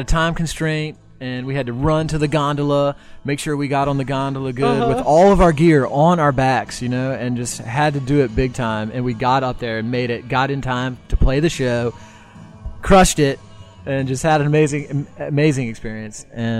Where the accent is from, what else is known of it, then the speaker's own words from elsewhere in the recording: Virginia, United States; also born or lived in Charleston, South Carolina / Folly Beach, South Carolina; now in Richmond, United States; we all were born and raised in Virginia. not specifically in Richmond, but we're all Virginia boys.